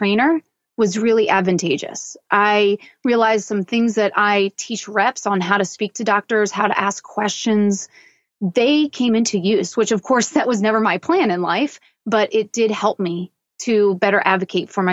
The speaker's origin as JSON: {"language": "English", "town": "Newtown Square", "region": "Pennsylvania", "country": "United States", "tie": "born or raised there", "said": "I grew up in Philadelphia, so in the suburbs of Philadelphia, in a little town called Newtown Square"}